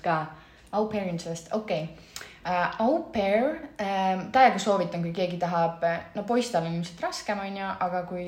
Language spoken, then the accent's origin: Estonian; Estonia; moved away as an adult; also born or lived in Milan, Italy; ma lihtsalt olen nii eestlane